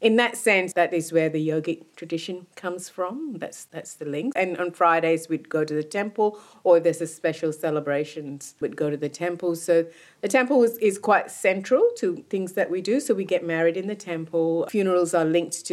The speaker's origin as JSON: {"language": "English", "country": "Malaysia", "tie": "born or raised there", "also_born_or_lived": "United Kingdom", "moved": "as an adult", "lives_now": "Australia", "said": "I was born and brought up in Malaysia, but I was born to a Hindu household"}